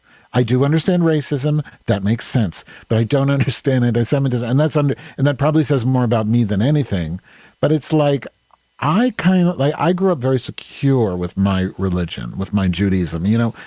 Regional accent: Indiana, United States; moved away; also born or lived in Evanston, Illinois / New Jersey; I grew up in Indiana, right? In middle age, or in grade school, junior high, after coming from New Jersey.

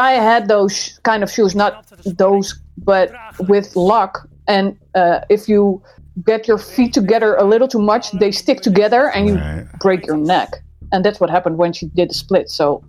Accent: Rotterdam, South Holland, Netherlands; because I'm from Rotterdam

